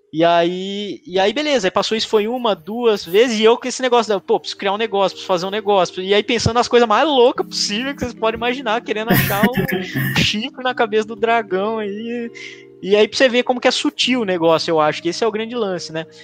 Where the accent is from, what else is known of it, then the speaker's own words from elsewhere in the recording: Lençóis Paulista, São Paulo, Brazil; moved away as an adult; also born or lived in Ilha Solteira; now in Bauru, Brazil; apesar de todo mundo achar que eu sou de Bauru, eu sou de Lençóis Paulista, que é outra cidade